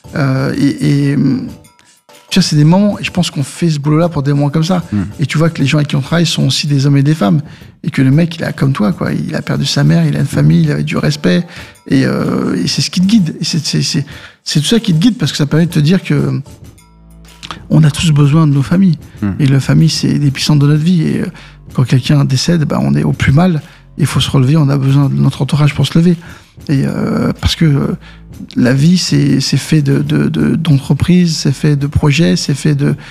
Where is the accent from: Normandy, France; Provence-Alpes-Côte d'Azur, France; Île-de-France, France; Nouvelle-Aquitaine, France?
Île-de-France, France; Saint-Ouen; also born or lived in Mauritius; d'où je viens, c'est mon quartier de Saint-Ouen mhm. et ma terre qui est les Maurice